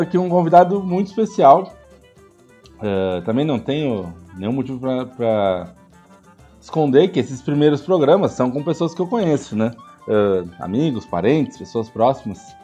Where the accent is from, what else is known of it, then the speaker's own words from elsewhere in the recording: Porto Alegre, Rio Grande do Sul, Brazil; moved away as an adult; now in São Paulo, Brazil; eu sou nascido em Porto Alegre, mas moro em São Paulo há muitos anos, desde 94.